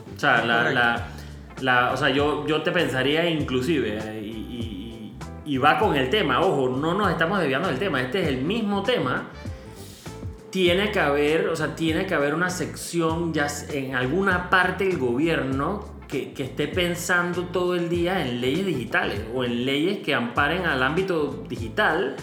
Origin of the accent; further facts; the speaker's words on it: Panama; como panameños